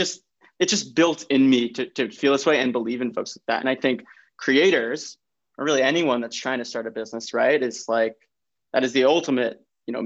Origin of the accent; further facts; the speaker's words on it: New York, United States; I'm born and raised in New York, come from an Italian American family